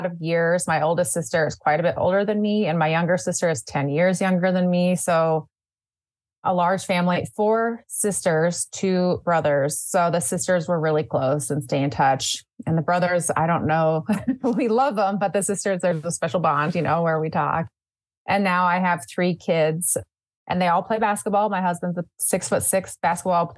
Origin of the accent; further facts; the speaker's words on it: St. Paul, Minnesota, United States; also born or lived in Morocco; I grew up in the Twin Cities. I was actually born in Minneapolis, but I'm a St. Paul, Minnesota girl